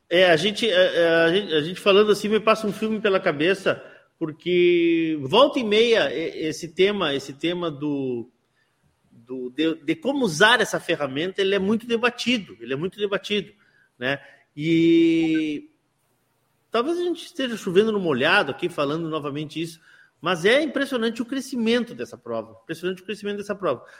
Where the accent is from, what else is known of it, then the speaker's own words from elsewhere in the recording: Santana do Livramento, Rio Grande do Sul, Brazil; eu sou de Livramento